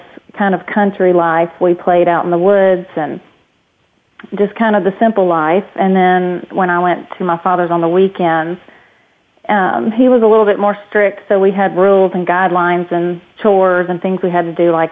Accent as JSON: {"language": "English", "town": "Hopkinsville", "region": "Kentucky", "country": "United States", "tie": "born or raised there", "said": "I grew up in Hopkinsville, Kentucky, and small town"}